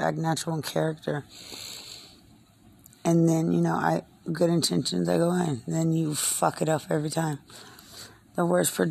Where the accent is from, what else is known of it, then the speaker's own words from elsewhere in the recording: Lubbock, Texas, United States; I'm from Lubbock. We're a lot more serious